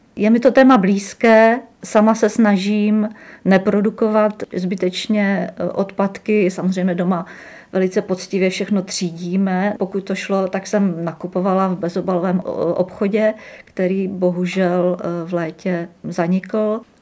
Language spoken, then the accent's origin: Czech; Třinec, Moravian-Silesian Region, Czechia; moved away as an adult; also born or lived in Uherské Hradiště / Brno; now in Jihlava, Czech Republic; já jsem z Třince